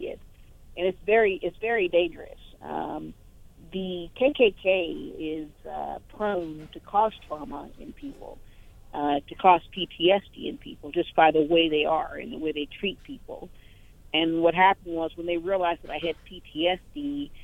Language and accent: English; Indianapolis, Indiana, United States; I'm originally from Indianapolis